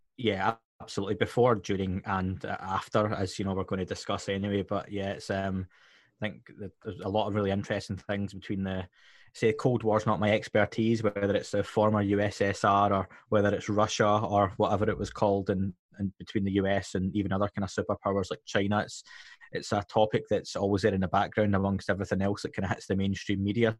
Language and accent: English; Scotland, United Kingdom; being Scottish myself